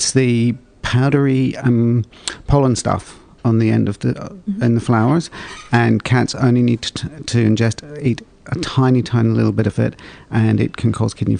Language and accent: English; Ireland; I grew up in Ireland. It was too cold